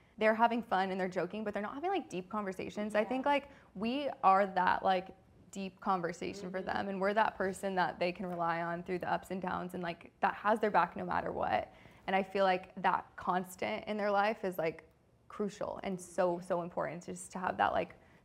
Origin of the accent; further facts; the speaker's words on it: Los Angeles, California, United States; moved away as an adult; We're both from California. I'm from LA. Like, this is where our home is. This is where our family is.